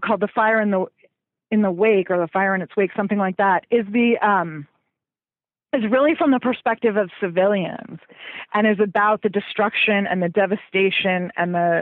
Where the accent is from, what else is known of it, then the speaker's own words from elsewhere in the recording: New York, United States; now in Washington, D.C., United States; I grew up just outside of New York City.